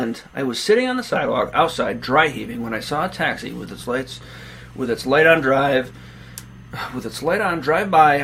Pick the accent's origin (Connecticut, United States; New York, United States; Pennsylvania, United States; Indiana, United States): New York, United States; Naples